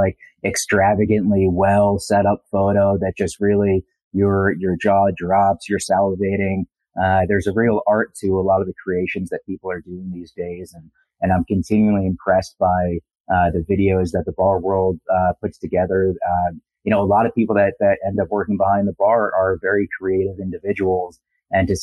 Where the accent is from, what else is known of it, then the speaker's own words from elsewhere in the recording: New Jersey, United States; I'm from New Jersey